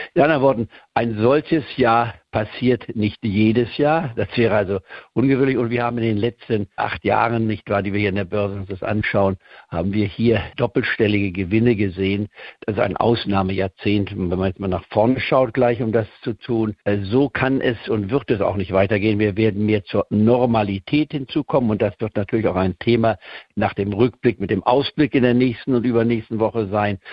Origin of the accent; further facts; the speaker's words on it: Goslar, Lower Saxony, Germany; moved away; also born or lived in Leipzig, Saxony; Ich komme ja aus Leipzig ursprünglich, auch wenn ich da nur als Baby drei Monate gelebt habe, bevor ich dann nach Goslar-Harz am äh, umgesiedelt wurde. Ich war vor dem Ende des Zweiten Weltkrieges, bin also Niedersachsen, wenn man so will, vom Aufwachsen her